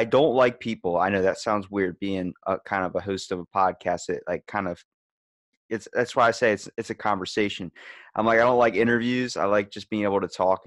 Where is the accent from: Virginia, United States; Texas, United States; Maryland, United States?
Maryland, United States; Ocean City; I'm from Maryland, Ocean City